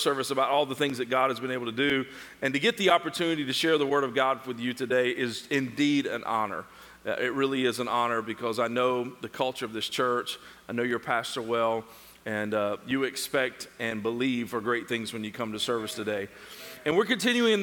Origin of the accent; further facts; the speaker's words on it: Tennessee, United States; accent: southern; moved away; also born or lived in North Georgia; I'm from Tennessee. If y'all can't tell, I'm a southerner, okay? If you can't tell by the accent